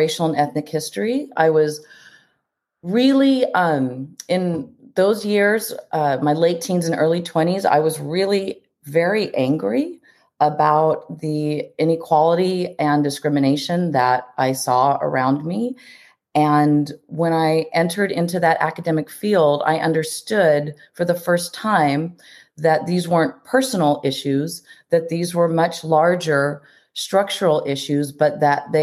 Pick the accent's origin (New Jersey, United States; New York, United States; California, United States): California, United States; Orange County; also born or lived in Fullerton / San Juan Capistrano; I have grown up in both North and South Orange County. I grew up in Fullerton and then in San Juan Capistrano